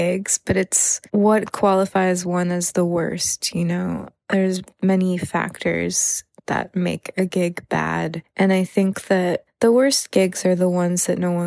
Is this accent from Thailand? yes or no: yes; Thailand; growing up in Thailand, I didn't have access to gigs really